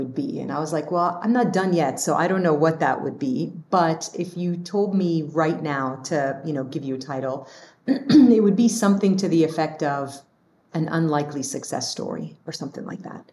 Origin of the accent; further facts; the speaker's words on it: Dubai, United Arab Emirates; also born or lived in Lebanon / Battle Creek, Michigan / Kalamazoo, Michigan; now in United States; I'm this kid from Lebanon who grew up in Dubai and moved to the US